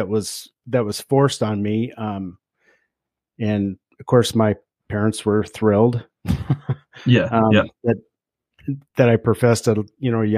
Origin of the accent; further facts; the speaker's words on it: Denver, Colorado, United States; also born or lived in Grand Junction, Colorado; I grew up in Denver, Colorado